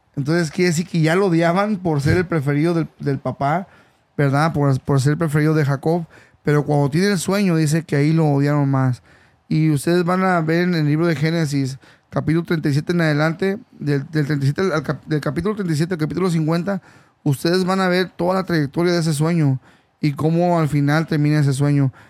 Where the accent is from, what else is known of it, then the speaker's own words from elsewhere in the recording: Mexico; now in California, United States; yo soy originario de México